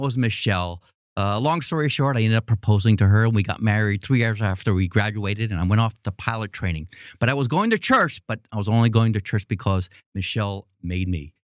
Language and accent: English; New York City, New York, United States; moved away as an adult; I grew up in Queens, New York